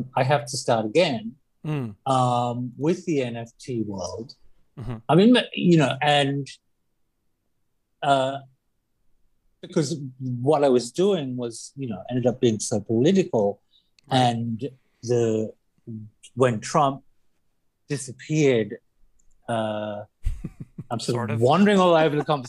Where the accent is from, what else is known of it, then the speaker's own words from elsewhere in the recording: Australia; I'm Australian